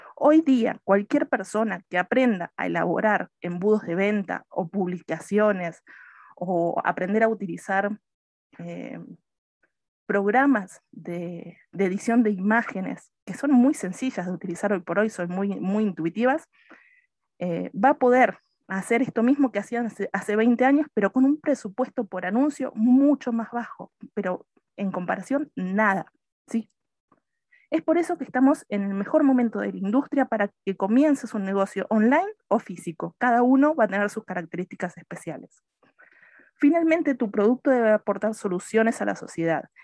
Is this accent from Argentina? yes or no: yes; Argentina; moved away as an adult; soy argentina, pero me fui de Argentina hace como 10, 11 años